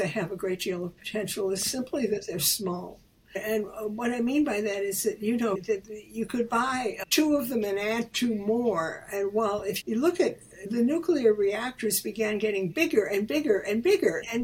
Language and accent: English; Chicago, Illinois, United States; moved away; as a little girl, I grew up in Chicago. And Chicago, where I lived on the south side